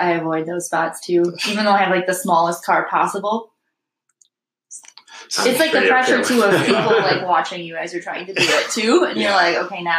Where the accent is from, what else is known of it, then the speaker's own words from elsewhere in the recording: Alpena, Michigan, United States; also born or lived in Rhode Island / Italy / Australia; I grew up here in Alpena. I graduated from AHS